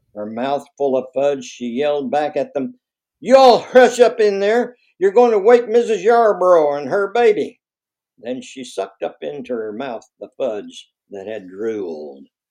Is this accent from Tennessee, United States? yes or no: yes; Knoxville, Tennessee, United States; moved away as an adult; also born or lived in Louisiana / Chapel Hill, North Carolina / San Francisco; my hometown, Knoxville